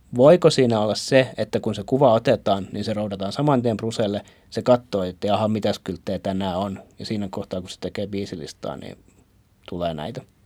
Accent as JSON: {"language": "Finnish", "town": "Turku", "region": "Southwest Finland", "country": "Finland", "tie": "born or raised there", "said": "omassa kotikaupungissani"}